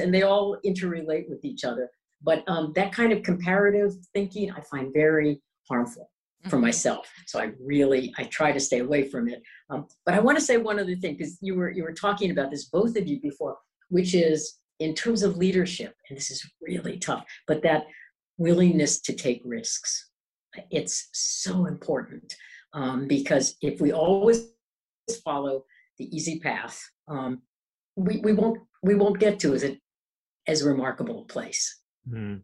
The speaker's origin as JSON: {"language": "English", "town": "New York City", "region": "New York", "country": "United States", "said": "I'm a New Yorker"}